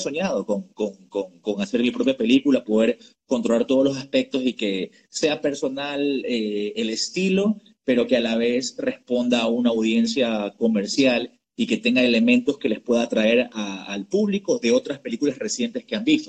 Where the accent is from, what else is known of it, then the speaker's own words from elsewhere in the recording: United States; moved away; crecí y estudié en Estados Unidos